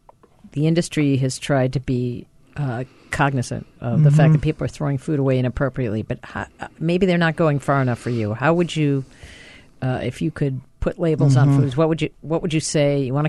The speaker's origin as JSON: {"language": "English", "town": "Minneapolis", "region": "Minnesota", "country": "United States", "tie": "born or raised there", "said": "And I grew up in Minnesota."}